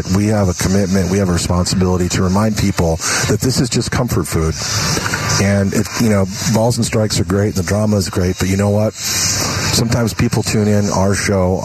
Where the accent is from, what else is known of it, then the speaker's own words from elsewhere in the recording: East Coast, in and around New York, United States; you and I growing up on the East Coast and in and around New York